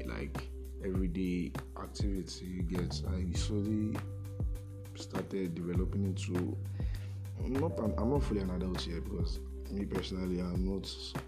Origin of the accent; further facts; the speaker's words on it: Nigeria; being a Nigerian team